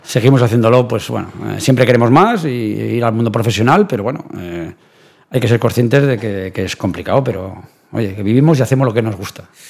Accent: Navarre, Spain; now in Benicassim, Spain; soy, soy navarro y soy osasunista de, de cuna

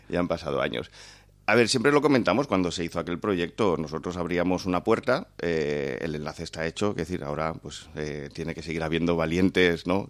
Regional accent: Valencian Community, Spain; como valencianos

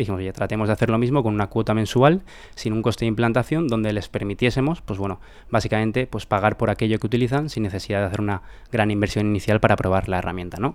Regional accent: Valencia, Valencian Community, Spain; somos de Valencia

